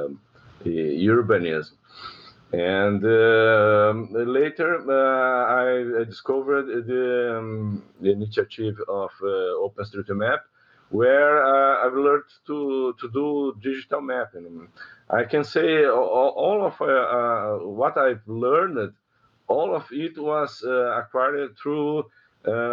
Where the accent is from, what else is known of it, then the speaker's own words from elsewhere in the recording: Porto Alegre, Rio Grande do Sul, Brazil; I'm living in Porto Alegre. I was born here in the southernmost state of Brazil, Rio Grande do Sul